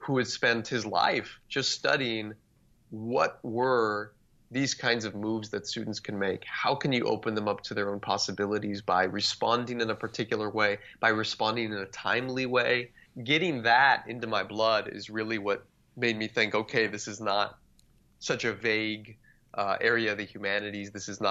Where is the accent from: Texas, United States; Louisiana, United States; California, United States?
Texas, United States; South; grew up in South Texas, about 20 minutes from the Mexican border.